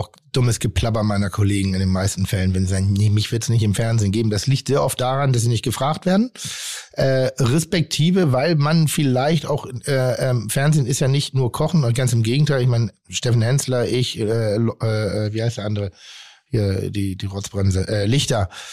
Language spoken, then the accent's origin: German; Hamburg, Germany; also born or lived in Pinneberg; ich bin kein geborener Hamburger, sondern ich bin in Pinneberg respektive in Zorn geboren und bin dann nach Hamburg gezogen